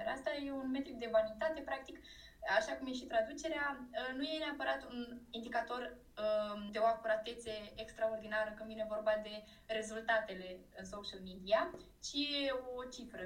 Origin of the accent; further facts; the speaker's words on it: Iași, Iași County, Romania; sunt din Iași, născută în Iași, locuiesc în Iași